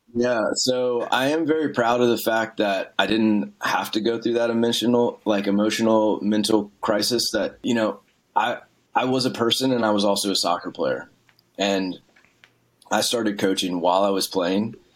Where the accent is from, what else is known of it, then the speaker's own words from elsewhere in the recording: small town outside New Orleans, Louisiana, United States; I grew up in Louisiana, small town, like outside New Orleans